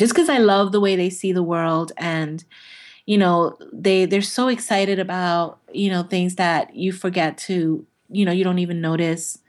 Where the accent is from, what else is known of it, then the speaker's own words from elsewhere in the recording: New York City, New York, United States; I'm from Brooklyn